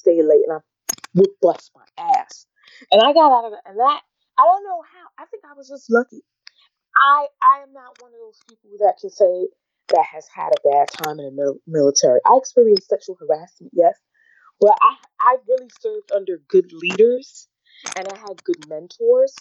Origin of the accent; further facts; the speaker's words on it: New York, United States; moved away as an adult; also born or lived in California; I was from New York and I grew up in the ghetto